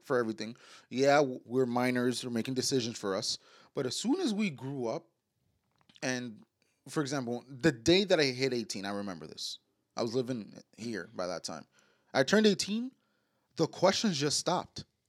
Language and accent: English; New York City, New York, United States; we was born and raised in New York, like uptown mm-hmm. Manhattan